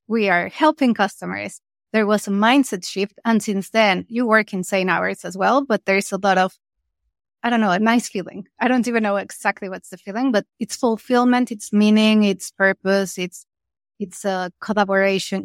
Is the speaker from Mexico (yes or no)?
yes; Mexico; I'm from Mexico